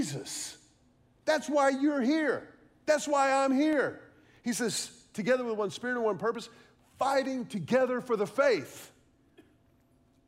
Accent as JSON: {"language": "English", "town": "Houston", "region": "Texas", "country": "United States", "tie": "born or raised there", "also_born_or_lived": "Austin, Texas", "said": "I grew up in Houston"}